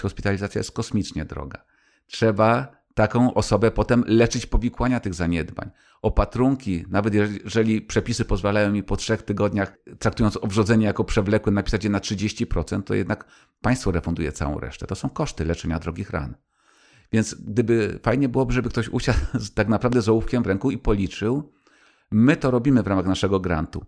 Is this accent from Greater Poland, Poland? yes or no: no; Kraków, Lesser Poland, Poland; moved away; also born or lived in Warsaw; Jeszcze byłem wtedy warszawiakiem, czy tam krakusem mieszkającym w Warszawie